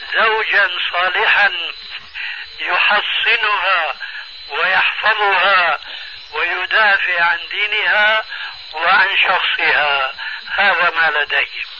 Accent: Syria; عندنا في سوريا

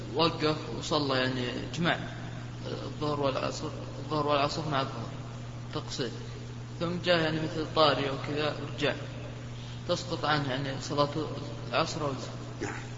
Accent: Kuwait; أنا من الكويت

